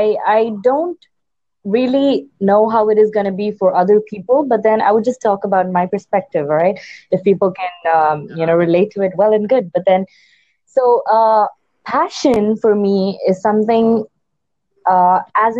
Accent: India; me being an Indian

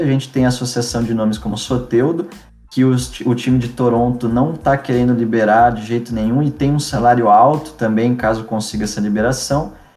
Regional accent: São Carlos, São Paulo, Brazil; Minha cidade natal

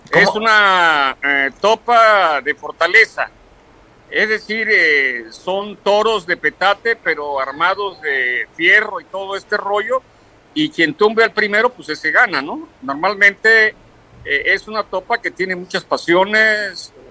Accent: the Coast, Guerrero, Mexico; yo como, buen costeño se me había olvidado

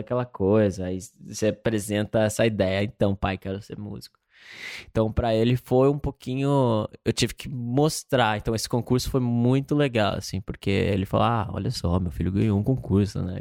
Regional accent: Campo Grande, Mato Grosso do Sul, Brazil; moved away as an adult; now in Los Angeles, United States; nasci em Campo Grande, Mato Grosso do Sul

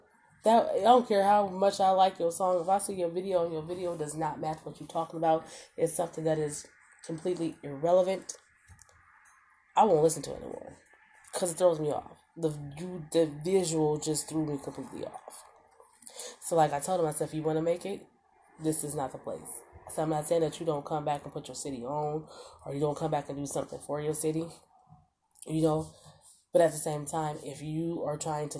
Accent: Omaha, Nebraska, United States; I'm from Omaha, Nebraska, born and raised. Now, I've lived other places, yes. But for the most part, Omaha, Nebraska

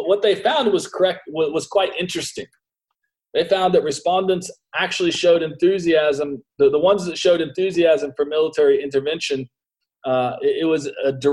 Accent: United States; as an American

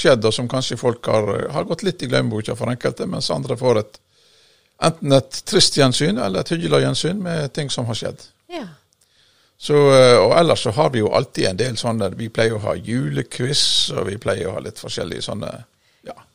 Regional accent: Masfjorden, Vestland, Norway; moved away; jeg kommer jo fra Masfjorden

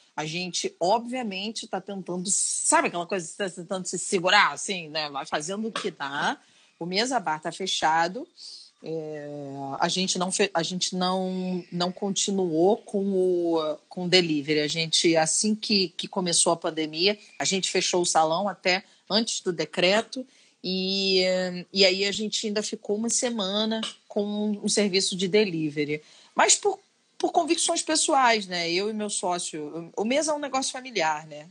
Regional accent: Rio de Janeiro, Brazil; sou carioca. Sou carioca e minha primeira infância foi toda em Santa Teresa

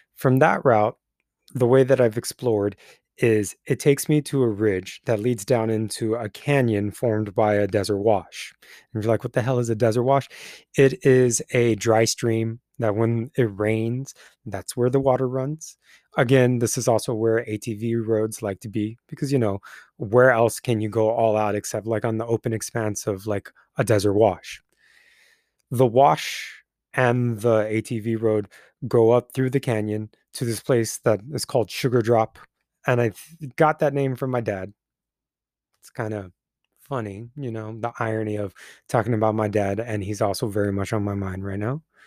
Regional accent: Twentynine Palms, California, United States; moved away; the land that my hometown lives on

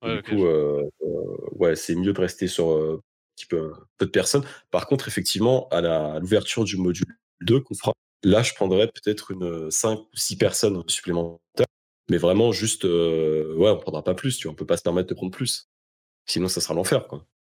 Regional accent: France; moved away

